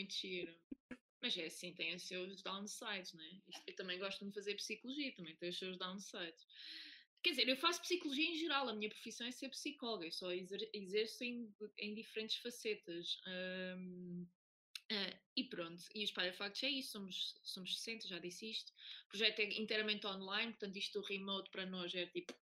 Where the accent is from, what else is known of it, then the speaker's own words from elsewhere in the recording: Oliveira do Hospital, Centro, Portugal; sou, natural da Oliveira do Hospital